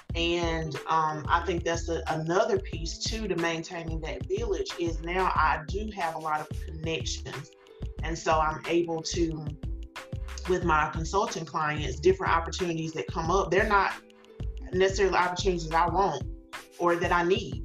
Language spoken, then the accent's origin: English; small town about an hour from Greenville, South Carolina, United States; I, grew up in a in a small town, had worked in a small town, um, local to you know Greenville, not that far, maybe about an hour away, but still, it's my hometown